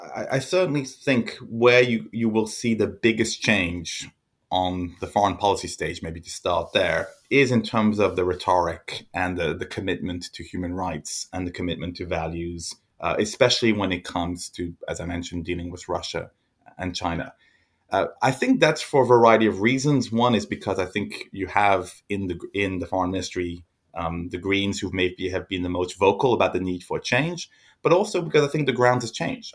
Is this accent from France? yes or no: yes; France; I grew up in France